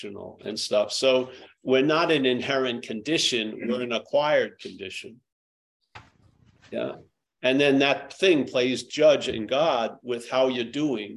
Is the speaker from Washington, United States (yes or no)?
no; New York, United States; I was from New York